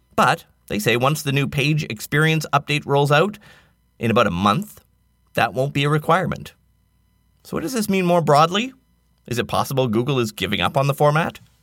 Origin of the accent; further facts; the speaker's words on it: Nanaimo, British Columbia, Canada; my hometown of Nanaimo, BC, Canada